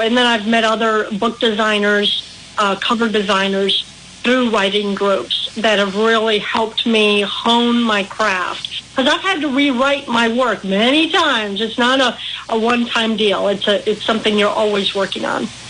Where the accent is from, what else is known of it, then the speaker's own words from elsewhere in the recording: Milwaukee, Wisconsin, United States; accent: Milwaukee; also born or lived in central Illinois; now in Illinois, United States; I grew up in Milwaukee